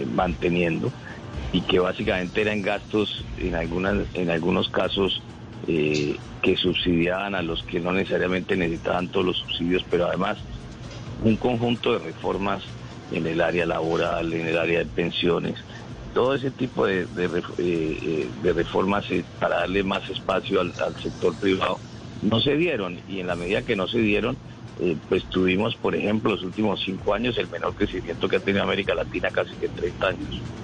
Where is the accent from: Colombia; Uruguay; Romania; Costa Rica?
Colombia; como todos los colombianos